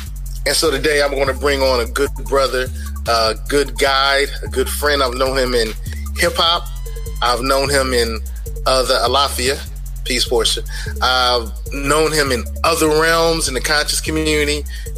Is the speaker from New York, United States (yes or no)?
yes; New York City, New York, United States; also born or lived in Columbus, Ohio; now in Hampton Roads, United States; growing up in New York City, in Columbus, Ohio, and here in Hampton Roads